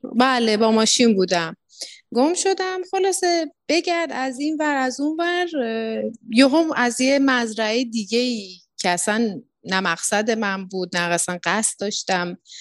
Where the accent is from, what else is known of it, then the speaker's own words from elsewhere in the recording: Iran; moved away as an adult; now in Tanzania; یه سری خب اتفاقاتی بود که منو کشوند که بخوام از ایران بیام